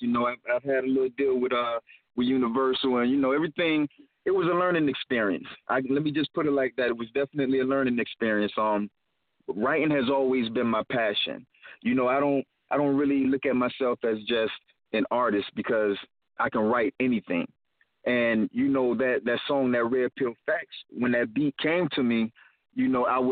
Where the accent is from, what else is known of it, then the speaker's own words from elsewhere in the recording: Jacksonville, Florida, United States; now in Rockford, United States; I'm from Florida, though, Duval County, you know? That southern hospitality